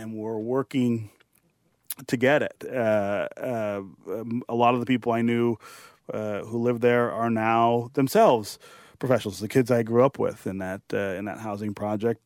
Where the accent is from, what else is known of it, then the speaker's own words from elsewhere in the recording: Detroit, Michigan, United States; I was born and raised here in Detroit